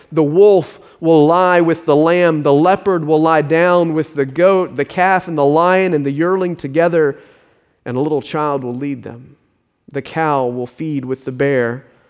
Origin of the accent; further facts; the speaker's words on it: Richmond Hill, Georgia, United States; my hometown from a little hamlet on the coast into a modern suburb